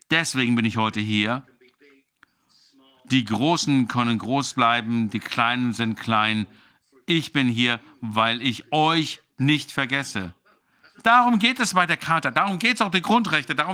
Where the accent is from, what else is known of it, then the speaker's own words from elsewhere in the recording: Newfoundland and Labrador, Canada; Ich bin ja in Neufundland geboren. Ähm, meine Eltern kommen aus der Hauptstadt ähm, ähm von ähm, Neufundland. Und äh, viele Menschen äh, wachsen auf dem Land auf, ich auch.